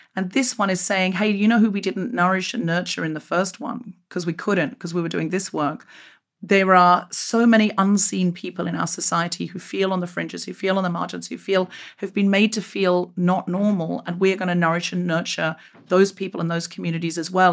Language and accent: English; Queensland, Australia; moved away as an adult; also born or lived in Sydney, Australia; When I left Australia, um, uh, where I grew up in Queensland